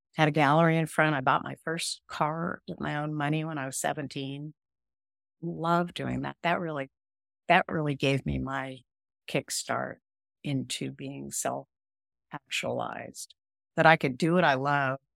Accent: Houston, Texas, United States; I was born in Houston, Texas, on an Air Force base

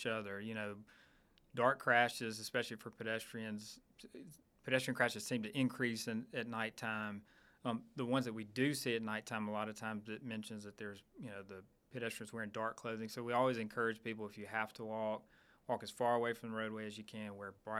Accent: Starkville, Mississippi, United States; I'm from Starkville. I went to school there, but I grew up there as well

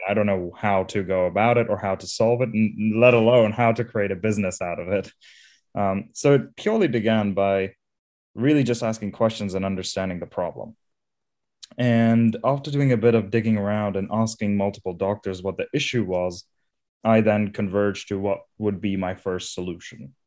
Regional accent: India; also born or lived in Isle of Wight; now in London, United Kingdom; I'm originally from India, where I grew up

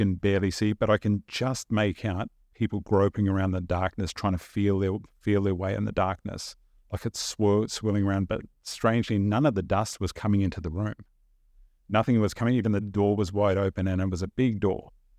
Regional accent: New Zealand; Even though we grew up in New Zealand, and I look back on it now, almost had this sense of, the best way I can describe it, almost an unease.

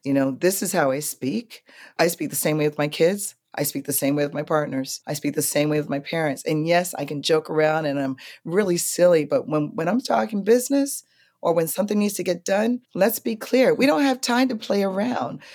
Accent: New York, United States; as a New Yorker

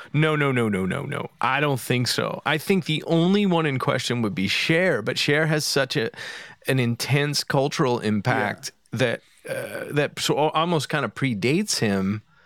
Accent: Philadelphia, Pennsylvania, United States; I'm from Philadelphia

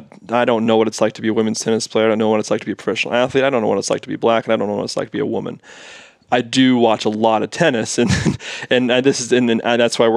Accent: United States; because I like American tennis and I'm an American

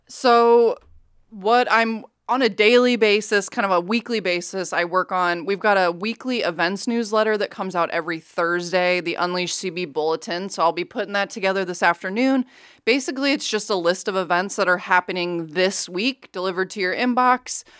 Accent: Council Bluffs, Iowa, United States; also born or lived in Ames; I am actually born and raised in Council Bluffs

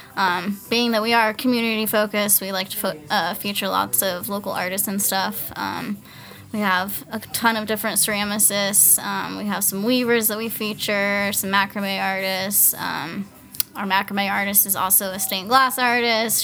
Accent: Fort Collins, Colorado, United States; moved away as an adult; also born or lived in Hawaii; I was actually born and raised in, uh, Fort Collins

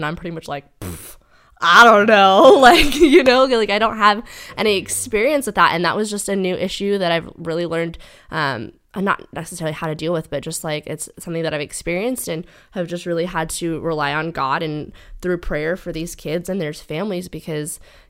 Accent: Dallas, Texas, United States; moved away as an adult; growing up in the Bible Belt in Texas

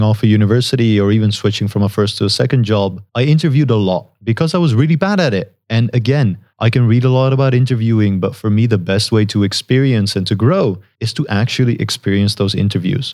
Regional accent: Netherlands; first language Dutch; English is a second language; I, I'm natively Dutch. I grew up in the Netherlands.

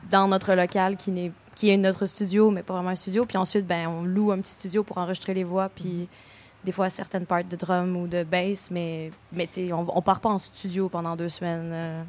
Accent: Montreal, Quebec, Canada; also born or lived in Boucherville; moi, je viens de Montréal, né à Boucherville. J'ai déménagé avec ma mère, euh, pour le secondaire à onze ans

